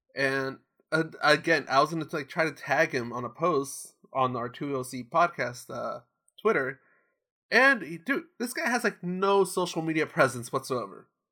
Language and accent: English; Orange County, California, United States; I grew up in here, I grew up in Orange County